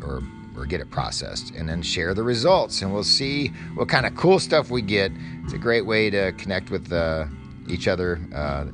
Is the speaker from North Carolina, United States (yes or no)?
no; Louisville, Kentucky, United States; my hometown of Louisville, Kentucky